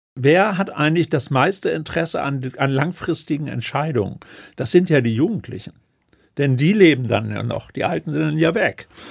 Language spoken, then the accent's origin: German; Northern Germany, Germany; bei uns in Norddeutschland